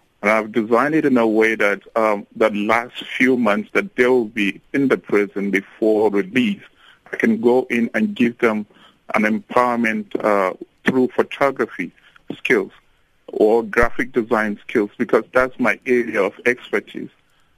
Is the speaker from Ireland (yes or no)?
no; Nigeria; moved away as an adult; now in South Africa; I'm …, I'm a Nigerian, and I'm here in South Africa as a missionary.